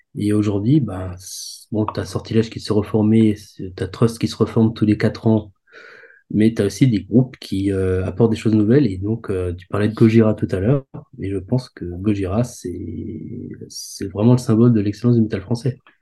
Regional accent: Alsace, Grand Est, France; je viens d'Alsace

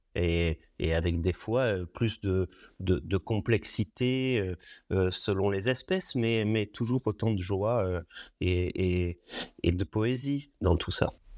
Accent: Roya Valley, Provence-Alpes-Côte d'Azur, France; also born or lived in Nice; je, suis enfant de la vallée de la Roya, effectivement. J'ai vécu dans cette vallée. Je suis né euh, à Nice, mais euh, dès les premiers jours euh, après ma naissance, je suis remonté dans, cette vallée

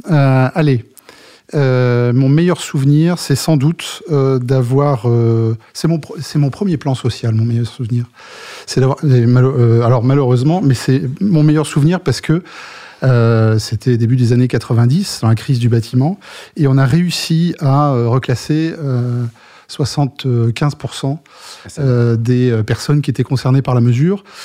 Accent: Germany; French is a second language; now in France; je suis effectivement le plus le plus français des Allemands. Bon, après je suis allemand. ouais Mais vivant depuis un certain nombre d'années en France.

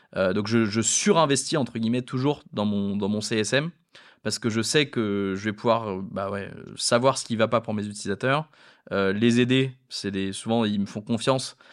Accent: France; étant français

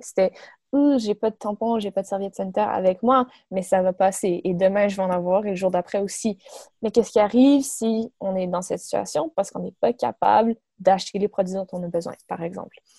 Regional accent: Montreal, Quebec, Canada; j'ai 24 ans, je viens de Montréal

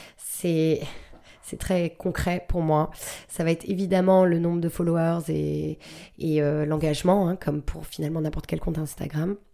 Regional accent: New Jersey, United States; now in France; J'ai, grandi aux États-Unis

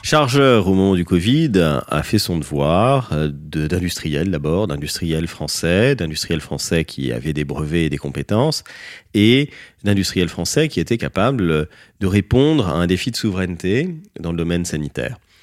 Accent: France; on est français

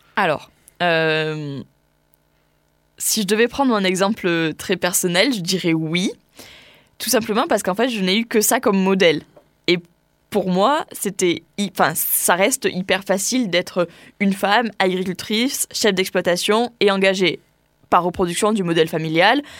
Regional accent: Tarn-et-Garonne, Occitania, France; moved away as an adult; also born or lived in Pyrénées-Atlantiques; Je suis originaire du Tarn-et-Garonne à la base, mais, mais je m'installe dans les Pyrénées-Atlantiques

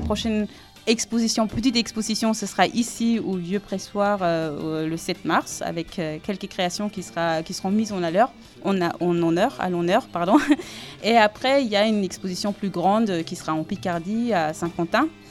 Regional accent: Salzburg, Austria; French is a second language; moved away as an adult; also born or lived in Aube, France; now in France; Je viens de, de Salzbourg.

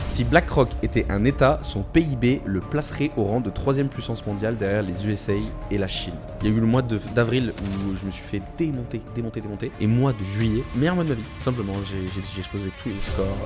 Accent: Bordeaux, Nouvelle-Aquitaine, France; en tant que Bordelais

